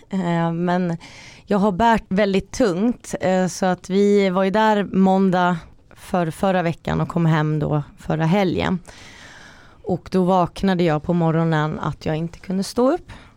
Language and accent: Swedish; Finland; jag är också finsk